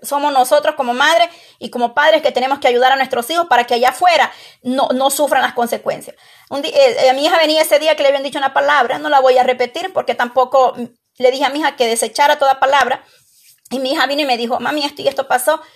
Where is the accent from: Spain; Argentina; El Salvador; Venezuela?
El Salvador; moved away; Allá en mi país, El Salvador